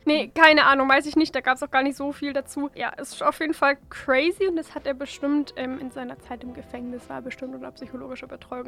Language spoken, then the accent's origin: German; Franconia, Bavaria, Germany; bei uns in Franken